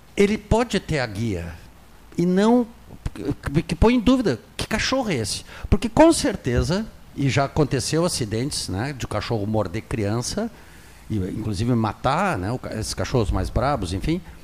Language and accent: Portuguese; Pelotas, Rio Grande do Sul, Brazil; moved away as an adult; quando eu saí de Pelotas há 40 anos atrás, eu trabalhava durante a madrugada ali numa loja de conveniência que nós tínhamos